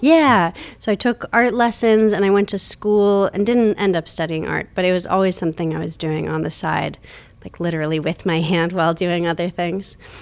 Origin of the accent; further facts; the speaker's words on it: Minnesota, United States; also born or lived in Portland, Oregon / Toronto, Canada; now in Pittsburgh, United States; I grew up mostly in Minnesota